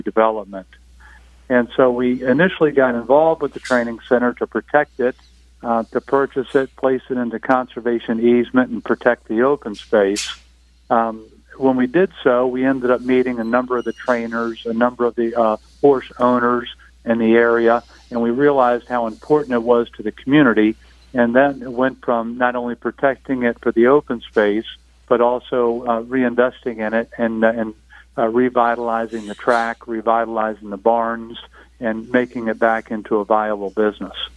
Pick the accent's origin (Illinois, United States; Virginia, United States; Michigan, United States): Virginia, United States; Northern; I grew up in Northern Virginia